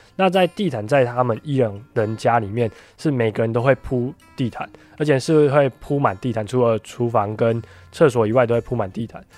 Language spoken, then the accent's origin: Chinese; Taiwan; 从小就出生在台湾